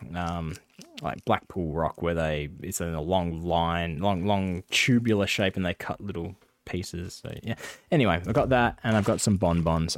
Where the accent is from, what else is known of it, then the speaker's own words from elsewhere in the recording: Perth, Western Australia, Australia; I'm from Australia. I'm from Perth